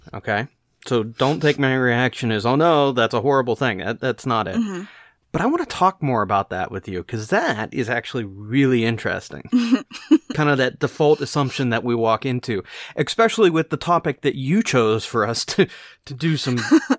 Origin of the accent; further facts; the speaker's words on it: Scotland, United Kingdom; So I'm a Scotsman, so yeah, default setting.